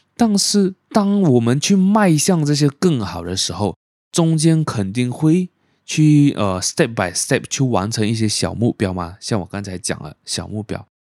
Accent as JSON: {"language": "Chinese", "country": "Malaysia", "tie": "born or raised there", "also_born_or_lived": "Penang", "said": "因为我马来文不是很好，虽然说我是马来西亚人"}